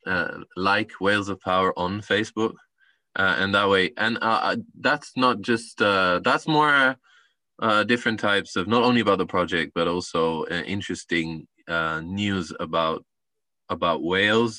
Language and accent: English; northern Netherlands, Netherlands; I grew up in the countryside in the Netherlands